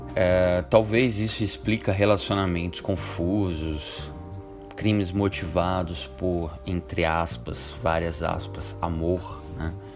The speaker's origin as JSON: {"language": "Portuguese", "region": "Ceará", "country": "Brazil", "tie": "born or raised there", "moved": "yes", "said": "lá na minha terra, lá do Ceará"}